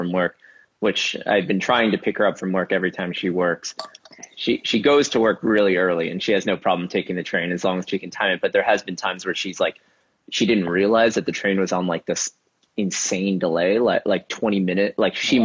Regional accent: Rochester, New York, United States; now in Brooklyn, United States; I grew up in Rochester, New York, which is a ways away

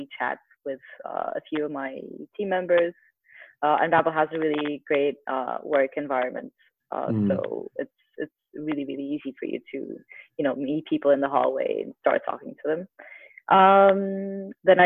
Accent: Porto, Norte, Portugal; moved away as an adult; now in Lisbon, Portugal; I'm currently based in Lisbon, Portugal. I'm originally from Porto, but I've been living here for the past 10 years or so.

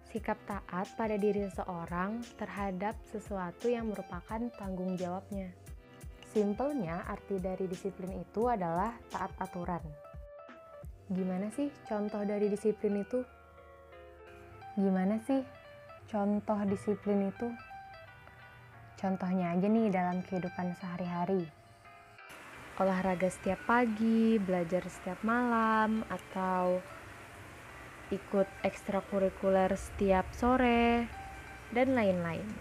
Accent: Banjarbaru, South Kalimantan, Indonesia; Asalku dari kota Banjarbaru.

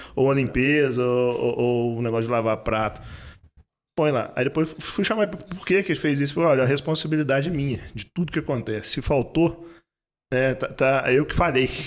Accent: Belo Horizonte, Minas Gerais, Brazil; also born or lived in Três Pontas / Ireland; now in Ouro Branco, Brazil; sou do sul de Minas, eu sou nascido em Três Pontas, ah. né, mas morei a, a, praticamente a minha vida quase toda em Belo Horizonte

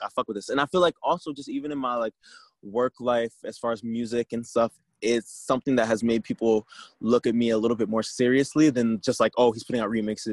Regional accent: New Jersey, United States; I am from Jersey

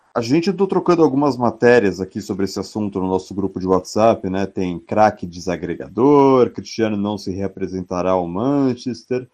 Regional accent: São Paulo, Brazil; a gente é de São Paulo

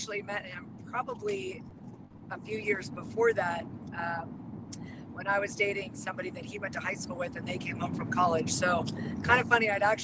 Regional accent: Salinas, California, United States; I am born and raised in Salinas.

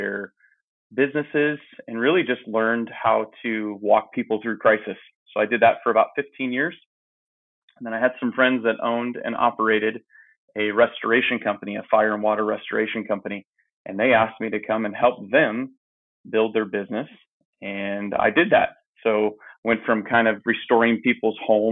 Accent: Phoenix, Arizona, United States; I grew up in Phoenix, Arizona, in the Maryvale area

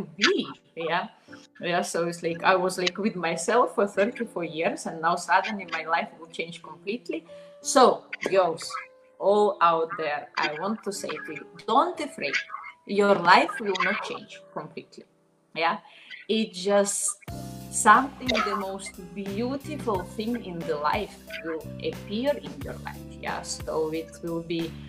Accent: Minsk, Belarus; English is a second language; moved away as an adult; also born or lived in Slovenia; I was born in Belarus. All my life I was in Minsk, and I was 20 years old when I moved to Slovenia

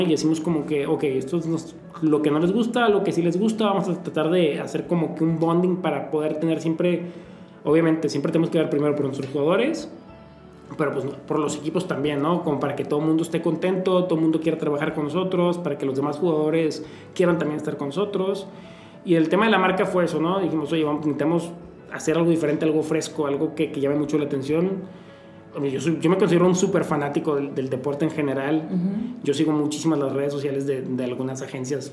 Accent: Torreón, Coahuila, Mexico; moved away; also born or lived in Poza Rica, Veracruz; empecé con mi papá en Torreón, de donde soy yo

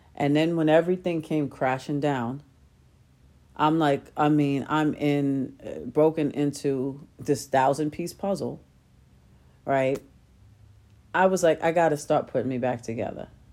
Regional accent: New York City, New York, United States; I grew up in Queens

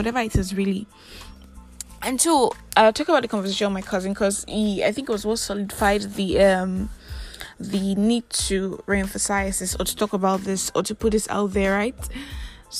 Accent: Nigeria; I am that Nigerian Christian talkaholic

